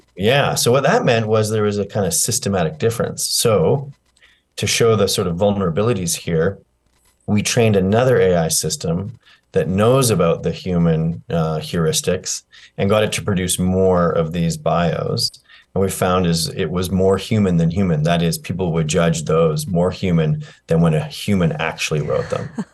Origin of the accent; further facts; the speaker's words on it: Canada; I'm a Canadian